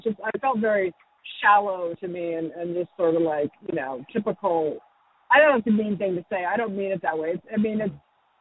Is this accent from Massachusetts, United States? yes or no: no; Ojai, California, United States; Ojai, my hometown, Ojai is like 95% white